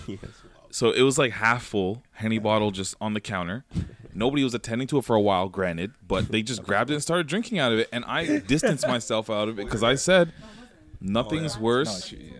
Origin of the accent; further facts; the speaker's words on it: Toronto, Ontario, Canada; I grew up in Jane and Finch